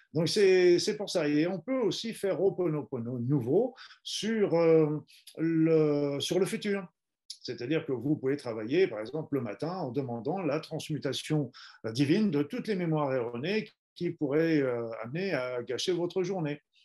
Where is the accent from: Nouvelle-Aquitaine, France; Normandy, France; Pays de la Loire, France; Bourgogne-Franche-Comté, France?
Normandy, France; je suis normand d'origine